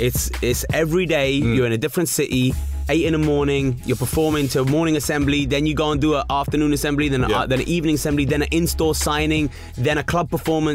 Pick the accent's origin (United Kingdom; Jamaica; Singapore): United Kingdom; Hounslow, London; Just imagine, I come out from Hounslow.